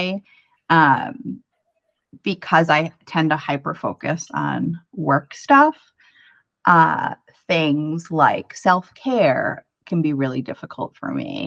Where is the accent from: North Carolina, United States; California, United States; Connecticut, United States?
Connecticut, United States; moved away as an adult; also born or lived in New York City; now in Minneapolis, United States; I'm originally from the East Coast. I'm from Connecticut